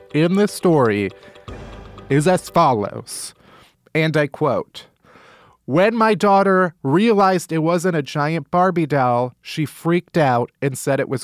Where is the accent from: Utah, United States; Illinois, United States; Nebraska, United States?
Illinois, United States; Chicago; I grew up in Chicago.